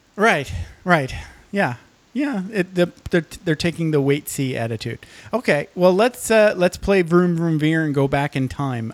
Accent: Michigan, United States; I grew up in Michigan

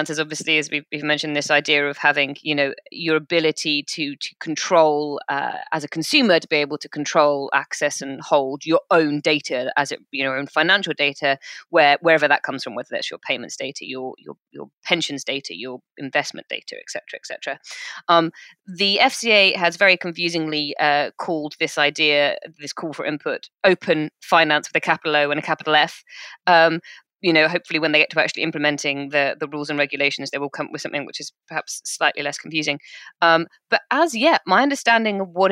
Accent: United Kingdom; We're British.

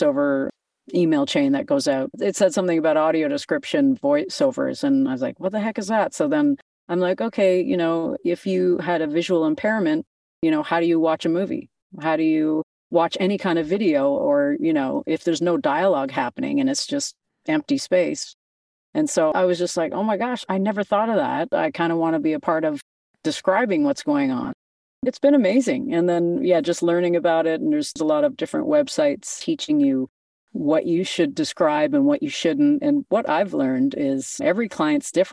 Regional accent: Canada; I'm a Canadian girl, born and raised

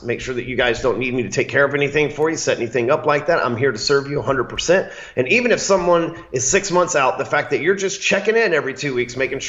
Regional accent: the South, United States; Hell, I'm from the South. I just call him Kostas.

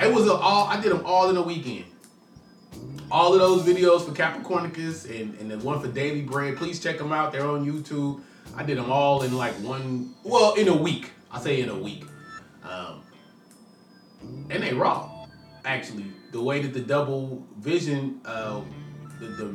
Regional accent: Richmond, California, United States; a rapper from Richmond, California

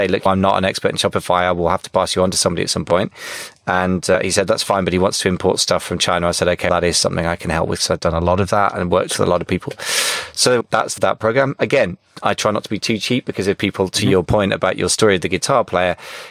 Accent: United Kingdom; I'm too British

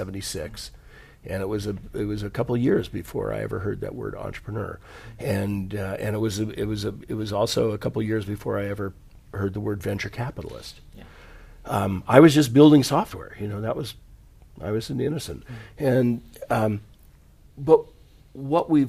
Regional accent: United States; also born or lived in California / Silicon Valley; I grew up in the United States in the 60s and the 70s

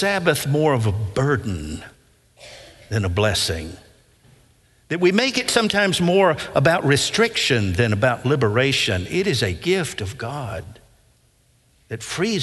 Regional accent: Nashville, Tennessee, United States; I grew up in West End, in the West End area, off of Whitland Avenue, Blakemore United Methodist Church there

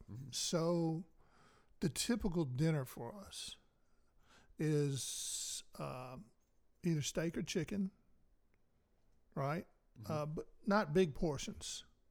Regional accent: the South, United States; I even gave up. Now I'm a Southerner, and I've always

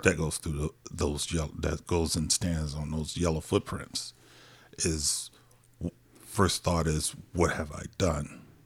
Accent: Compton, California, United States; also born or lived in Watts, Los Angeles; I was, uh, born in Los Angeles, a little small city of Compton, and, uh, I grew up there for a majority part of my life

